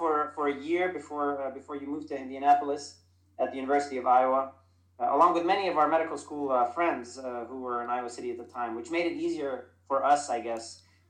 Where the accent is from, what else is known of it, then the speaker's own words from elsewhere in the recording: Dubai, United Arab Emirates; So I am Lebanese American. I grew up in Dubai.